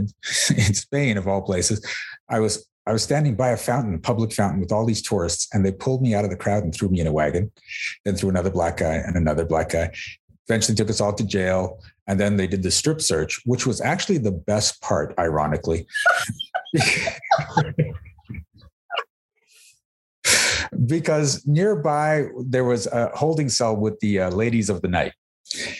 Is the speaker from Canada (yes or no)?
yes; Mississauga, Ontario, Canada; born or raised there